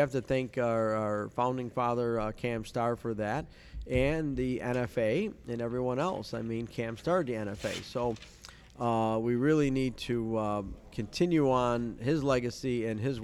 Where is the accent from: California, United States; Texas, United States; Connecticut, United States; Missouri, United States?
Missouri, United States; growing up in Missouri